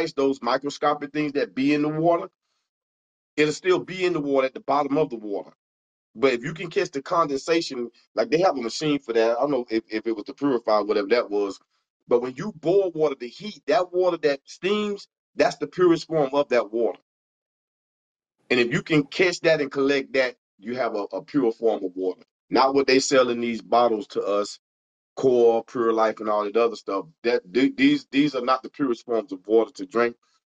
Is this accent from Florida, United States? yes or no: yes; Fort Pierce, Florida, United States; I'm from Fort Pierce, Florida, right? In my little city, little town